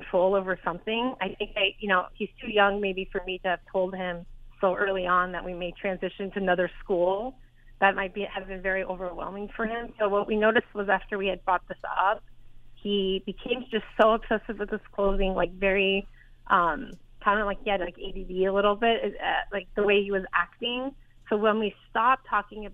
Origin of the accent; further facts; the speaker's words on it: United States; accent: American; also born or lived in East Coast; now in Bay Area, United States; I'm Iranian American. I grew up in America